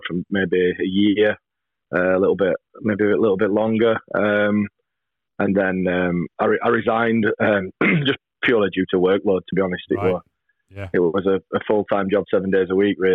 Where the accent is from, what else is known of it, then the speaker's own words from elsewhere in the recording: Barnsley, Yorkshire and the Humber, United Kingdom; Barnsley, my hometown